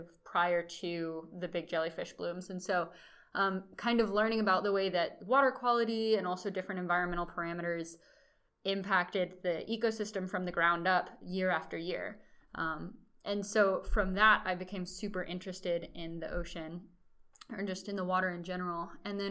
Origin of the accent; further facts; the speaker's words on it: Austin, Texas, United States; moved away as an adult; now in Florida, United States; I'm from Austin, Texas